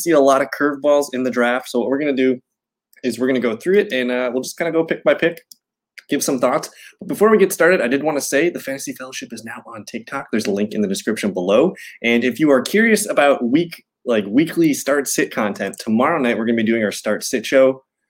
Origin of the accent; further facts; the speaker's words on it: Green Bay, Wisconsin, United States; now in Milwaukee, United States; I'm from Green Bay, live in Milwaukee